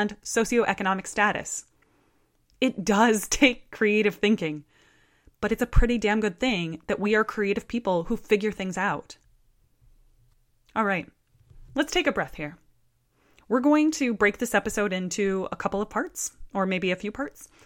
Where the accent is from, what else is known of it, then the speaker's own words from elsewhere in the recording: Iowa, United States; in my hometown, there's a group called Art Force Iowa.